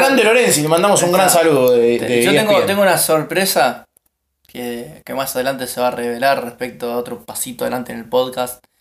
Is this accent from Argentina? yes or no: yes; Mar del Plata, Buenos Aires Province, Argentina; Nosotros somos de Mar